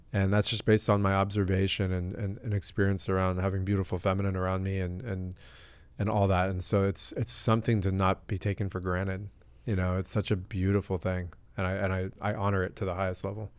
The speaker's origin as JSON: {"language": "English", "town": "La Jolla", "region": "California", "country": "United States", "tie": "born or raised there", "said": "I'm from La Jolla, California, born and raised."}